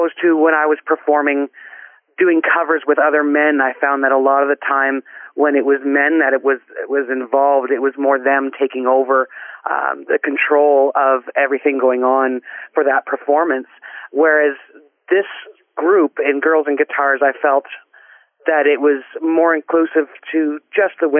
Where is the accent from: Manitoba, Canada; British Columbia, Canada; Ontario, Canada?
Ontario, Canada; Guelph; now in Orton, Canada; I currently reside in Orton, Ontario, but I was born and raised in Guelph, Ontario.